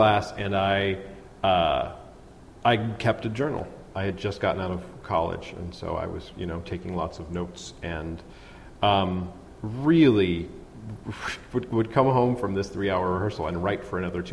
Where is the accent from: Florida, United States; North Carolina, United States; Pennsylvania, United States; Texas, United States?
Pennsylvania, United States; Pittsburgh; also born or lived in New York; I grew up here in Pittsburgh